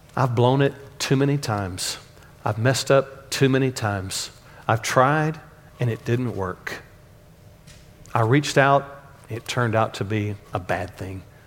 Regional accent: Dallas, Texas, United States; accent: Texanese; When I grew up in Oak Cliff

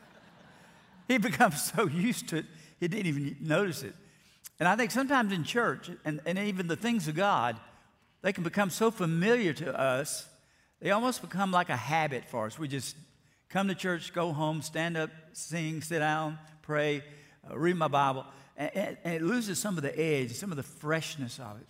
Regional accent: Alabama, United States; moved away; I grew up in First Baptist Church, Florida, Alabama

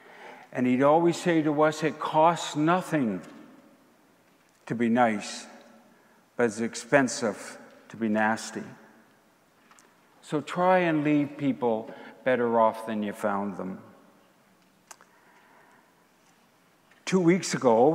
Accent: Prince Edward Island, Canada; As a boy growing up in Prince Edward Island

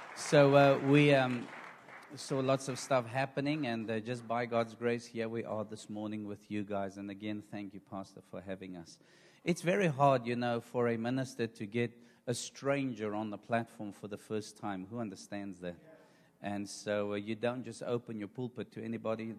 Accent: South Africa; I am from South Africa

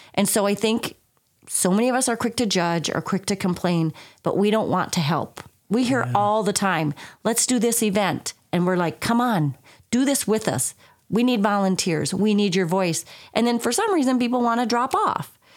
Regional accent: southern Minnesota, United States; moved away as an adult; also born or lived in Colorado / North Carolina / Wisconsin / Iowa; now in Sauk Valley, United States; I was born and raised in southern Minnesota. Um, do not comment on my accent if you all think I still have one.

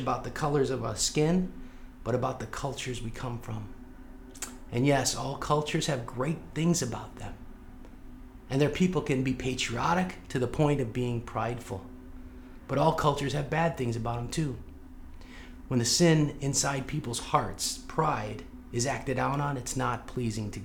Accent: St. Louis, Missouri, United States; I grew up in South St. Louis

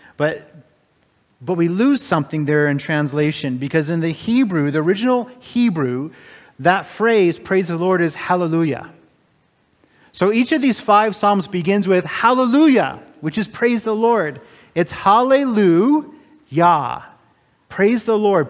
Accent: United States; now in Canada; I'm an American

